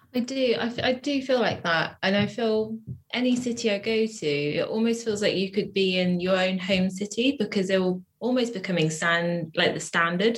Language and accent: English; Wiltshire, South West England, United Kingdom; moved away as an adult; now in Bristol, United Kingdom; I grew up in Wiltshire, which is like a kind of like a small town in the countryside